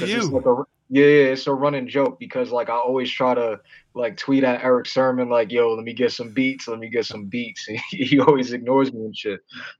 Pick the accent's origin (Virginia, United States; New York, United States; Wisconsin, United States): New York, United States; New York City; growing up in Harlem